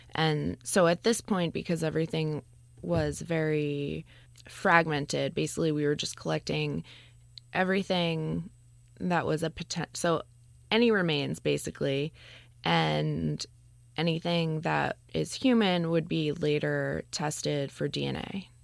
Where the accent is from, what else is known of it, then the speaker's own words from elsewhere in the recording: New York, United States; I grew up in New York